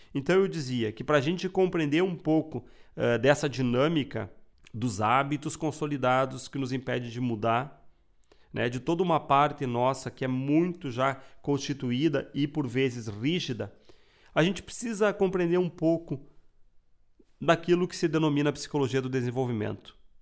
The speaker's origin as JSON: {"language": "Portuguese", "region": "Rio Grande do Sul", "country": "Brazil", "said": "Eu sou gaúcho"}